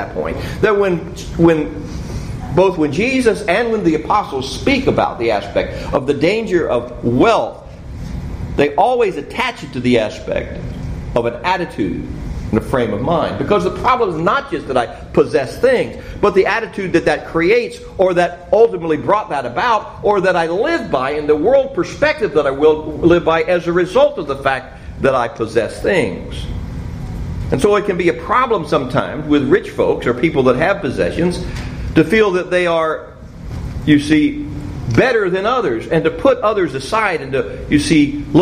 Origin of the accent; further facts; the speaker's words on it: Cincinnati, Ohio, United States; When I was growing up in Cincinnati, we lived on a dead-end street